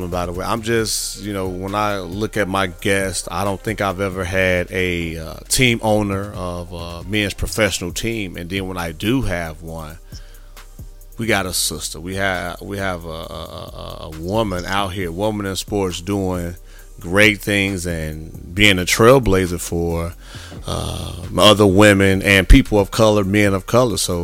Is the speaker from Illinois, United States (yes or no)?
yes; Illinois, United States; Gurnee, Illinois, my home state where I play high school ball